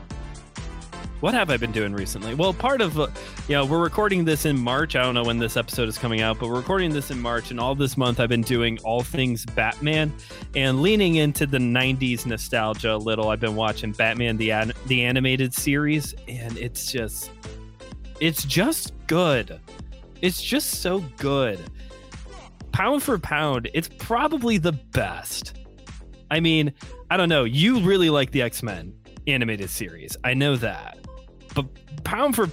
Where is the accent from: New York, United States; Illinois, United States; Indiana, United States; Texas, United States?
Illinois, United States; Chicago; I'm from Chicagoland